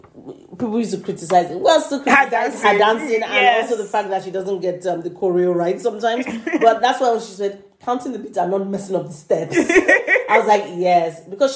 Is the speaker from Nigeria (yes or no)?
yes; Nigeria; we know how frantic Nigerians get when people touch our shit.